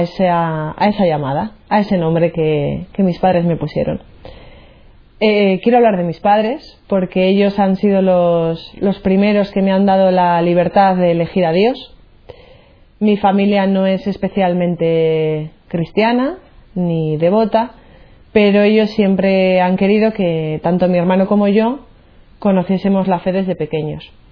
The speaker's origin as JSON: {"language": "Spanish", "town": "Burgos", "region": "Castile and León", "country": "Spain", "moved": "yes", "lives_now": "Cantabria, Spain", "said": "soy de Burgos, eh, pero resido aquí en Cantabria"}